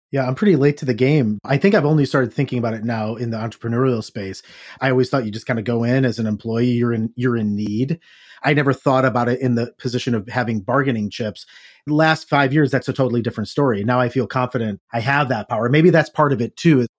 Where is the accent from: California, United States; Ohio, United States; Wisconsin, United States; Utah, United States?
Ohio, United States; a guy growing up in Ohio in blue collar town